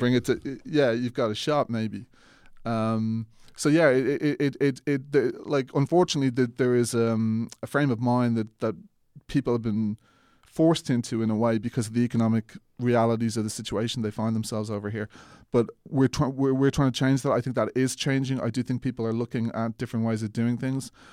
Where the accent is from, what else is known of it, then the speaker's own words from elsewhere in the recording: Ireland; accent: Irish; I was Irish